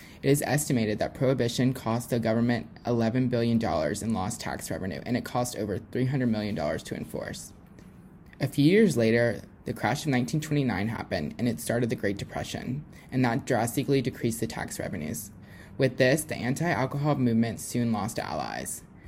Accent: Louisiana, United States; now in Alabama, United States; I'm actually originally from Louisiana

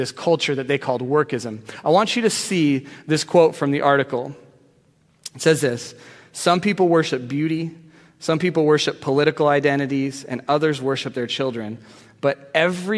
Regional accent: Arizona, United States; moved away as an adult; now in Seattle, United States; I was from Arizona

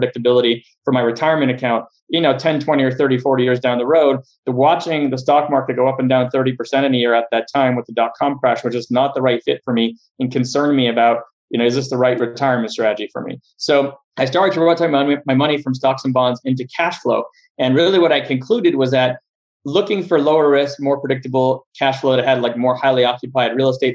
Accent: Montreal, Quebec, Canada; moved away as an adult; now in Los Angeles, United States; I am originally from Montreal, Canada, spent about half my life up there and then moved down to the US

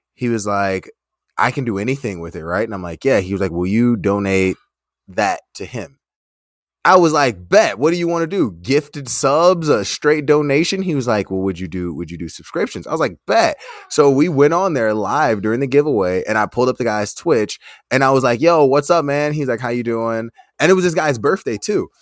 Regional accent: United States; we're, we're from America

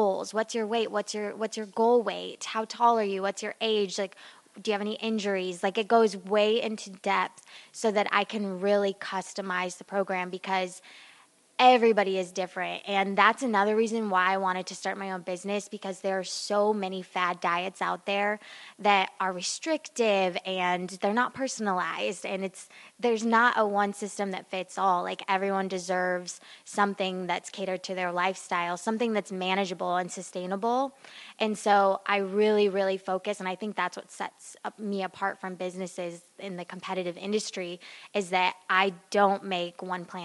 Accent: Las Vegas, Nevada, United States; also born or lived in Sioux Falls, South Dakota / Oklahoma; now in Cranford, United States; I grew up in Las Vegas, Nevada, and also Sioux Falls, South Dakota, which is like two worlds apart.

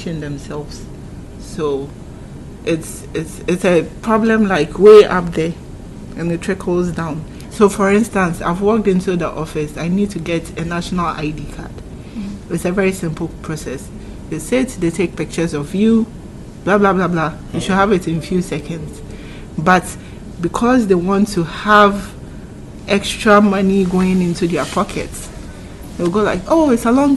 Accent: Ghana; we, very typical Ghanaians

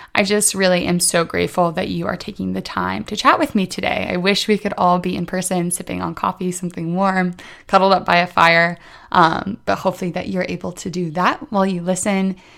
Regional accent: Indiana, United States; moved away as an adult; now in Washington, D.C., United States; I'm originally from Indiana, but a year ago I moved to Washington, D C

